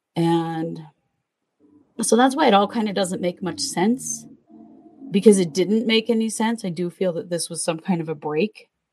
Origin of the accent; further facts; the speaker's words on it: Southeast Idaho, United States; We we grew up in Southeast Idaho, where it's very very Mormon.